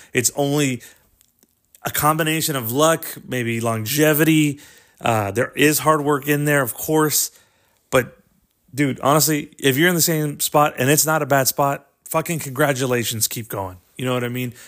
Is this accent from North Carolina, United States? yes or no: no; Corpus Christi, Texas, United States; we're from, uh, Corpus Christi, Texas